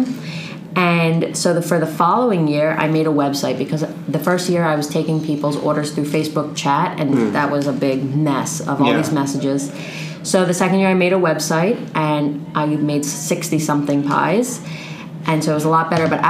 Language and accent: English; Cheltenham, Pennsylvania, United States; moved away as an adult; now in Spain; From Cheltenham. So it's a little right outside of Philadelphia